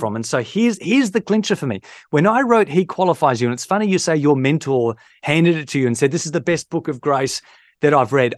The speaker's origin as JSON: {"language": "English", "town": "Victor Harbor", "region": "South Australia", "country": "Australia", "moved": "yes", "said": "from Victor Harbour, where I'm from, in South Australia"}